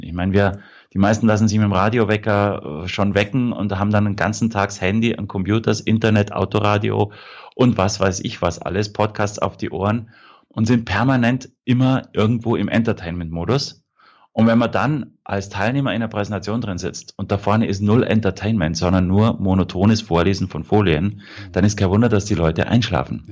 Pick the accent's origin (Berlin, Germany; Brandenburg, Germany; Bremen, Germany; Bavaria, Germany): Bavaria, Germany; Prien am Chiemsee; Also ich bin aufgewachsen am Chiemsee, in Brien am Chiemsee